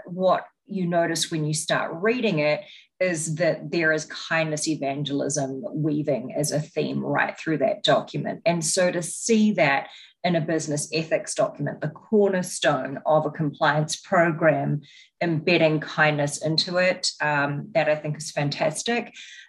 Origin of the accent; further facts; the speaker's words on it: New Zealand; now in United States; You can probably tell by my accent that I am not an American, which is where I'm currently based. I'm from New Zealand and have spent time living and working in Asia and the Middle East as well.